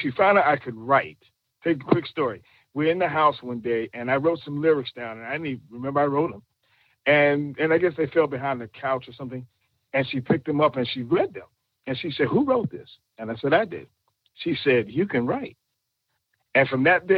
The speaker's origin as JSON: {"language": "English", "town": "New York City", "region": "New York", "country": "United States", "tie": "born or raised there", "said": "I'm from Brooklyn"}